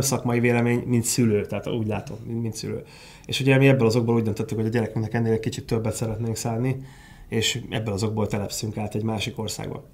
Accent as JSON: {"language": "Hungarian", "country": "Hungary", "said": "szeretek magyar lenni"}